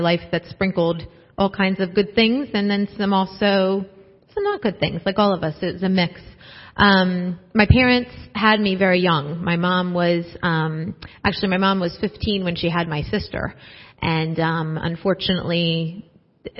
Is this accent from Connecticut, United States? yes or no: no; New Jersey, United States; I grew up in South Jersey